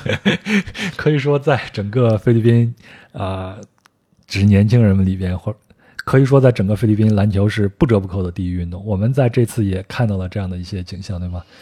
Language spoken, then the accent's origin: Chinese; China; 我从中国过来的